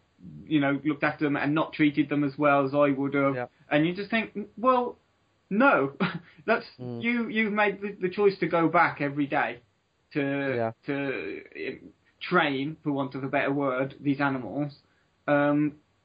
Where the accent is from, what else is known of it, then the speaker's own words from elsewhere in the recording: Dudley, West Midlands, United Kingdom; When I grew up in Dudley